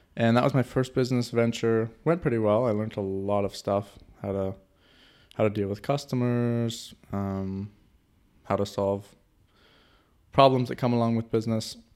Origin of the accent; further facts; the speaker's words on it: Canada; moved away as an adult; now in Germany; I'm from Canada, by the way, to throw that out there. And two years ago, I moved to Germany.